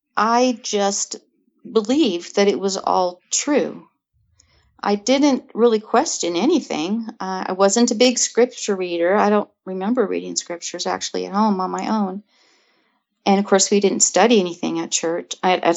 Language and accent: English; California, United States; So I grew up in California in the northern part.